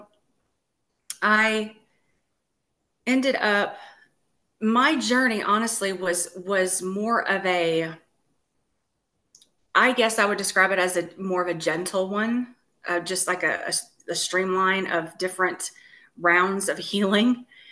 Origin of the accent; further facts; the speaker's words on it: Texas, United States; now in Tennessee, United States; I'm originally from Texas and I moved to Tennessee from Texas.